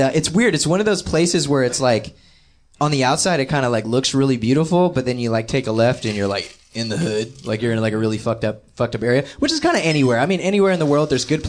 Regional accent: Gaithersburg, Maryland, United States; I'm from Gaithersburg, Maryland, in Montgomery County. And I was born at Shady Grove Hospital at 7:36 a.m.

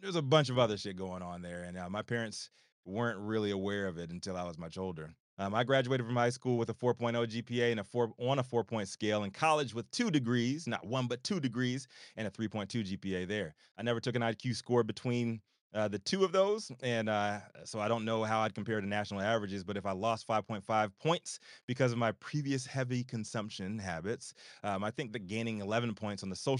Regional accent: Virginia, United States; moved away as an adult; also born or lived in Chicago; where I'm from in Virginia

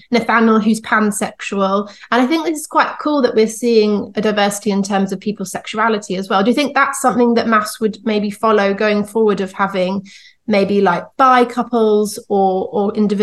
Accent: United Kingdom; as British people

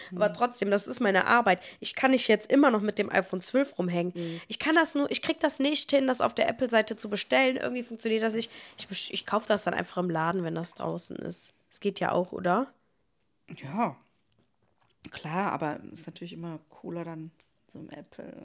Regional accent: Niederkassel, North Rhine-Westphalia, Germany; ich Ach Gott, was soll ich sagen? Ich komme aus Niederkassel.

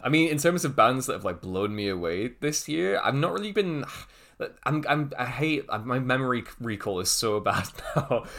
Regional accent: Liverpool, North West England, United Kingdom; moved away; I'm originally from Liverpool, so I have a lot of mates back there.

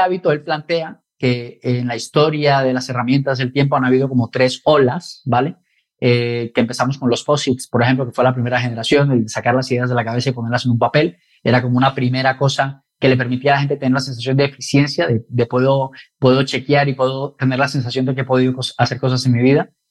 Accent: Colombia; now in Spain; soy de Colombia

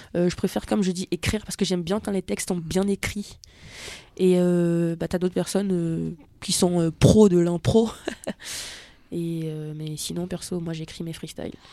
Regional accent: Benin; moved away; quand j'étais petite, parce que j'ai grandi au Bénin

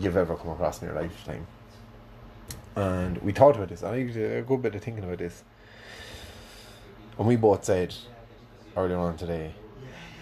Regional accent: Ireland; growing up in Ireland in the 90s, Rugrats was always on after Bosco when you went home from school.

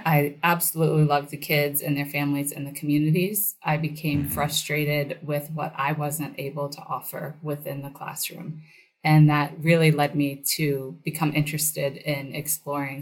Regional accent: Chapel Hill, North Carolina, United States; moved away as an adult; also born or lived in East Palo Alto, California / Charlotte, North Carolina; I grew up in Chapel Hill, North Carolina, where both my parents were affiliated with the university

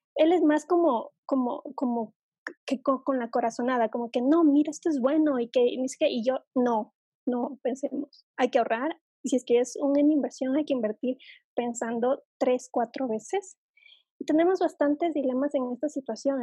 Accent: Ecuador; aquí en mi país es bastante común que el chico vaya a pedir la mano de la chica a la familia

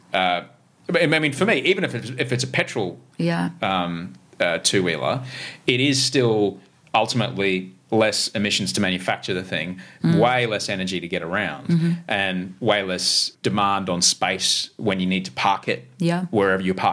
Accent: Brisbane, Queensland, Australia; moved away; Growing up in Brisbane, you know, you just never saw a scooter ever.

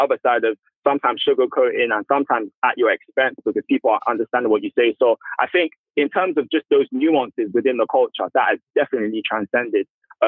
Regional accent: United Kingdom; born there; because I'm British born, but parents are Nigerian.

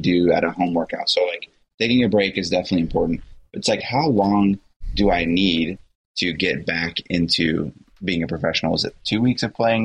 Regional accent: United States; as an American

